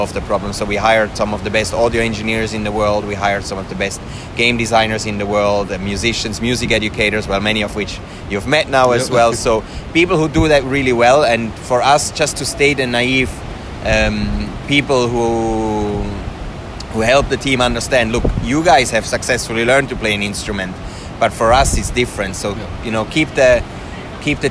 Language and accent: English; Switzerland; moved away as an adult; also born or lived in Finland; now in Helsinki, Finland; so I'm from Switzerland originally. I moved to Finland about 10 years ago